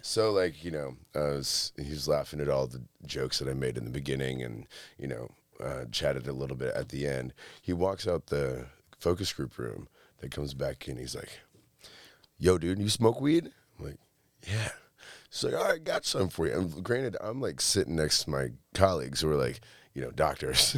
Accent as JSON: {"language": "English", "town": "Monroe", "region": "Michigan", "country": "United States", "tie": "born or raised there", "also_born_or_lived": "Detroit, Michigan", "said": "I actually grew up in a small town called Monroe"}